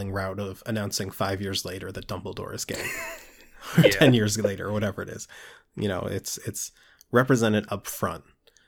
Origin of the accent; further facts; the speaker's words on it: Maryland, United States; For those of you listening, I'm from Maryland.